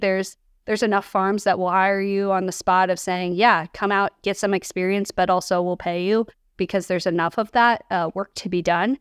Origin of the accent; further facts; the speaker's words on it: Kansas City, Missouri, United States; now in St. Louis, United States; I grew up in Kansas City, and my mom owns a restaurant over there